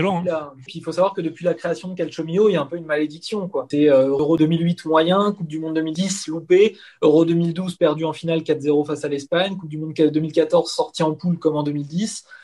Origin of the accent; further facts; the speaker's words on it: Épinay-sur-Seine, Île-de-France, France; je suis né en France, hein, je suis né à Épinay-sur-Seine dans le 93, et mes parents sont des émigrés calabrais